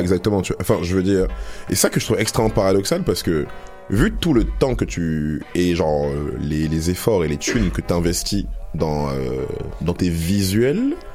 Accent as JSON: {"language": "French", "town": "Paris", "region": "Île-de-France", "country": "France", "moved": "yes", "lives_now": "Montreal, Canada", "said": "je pense qu'on vient tous de Paname ici"}